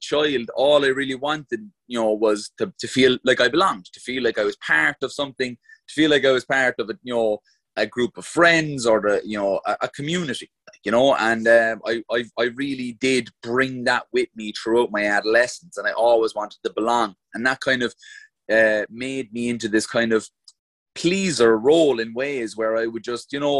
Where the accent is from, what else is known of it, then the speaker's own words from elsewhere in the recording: Glanmire, Munster, Ireland; also born or lived in Mayfield, Cork; when I was about 6 years old, we moved from Mayfield, where I was literally like, there was 30 houses on a row of houses inside of our estate on one side and 30 on the other side.